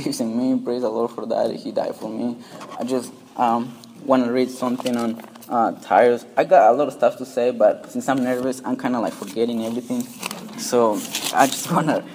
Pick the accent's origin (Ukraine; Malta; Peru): Peru; English is a second language; moved away; I'm from Peru